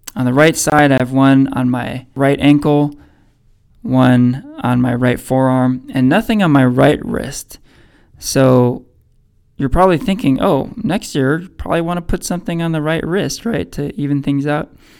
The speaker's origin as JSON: {"language": "English", "town": "Danville", "region": "California", "country": "United States", "tie": "born or raised there", "said": "I grew up in Danville"}